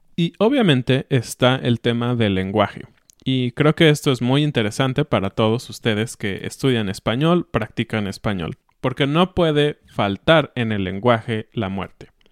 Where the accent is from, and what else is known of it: Mexico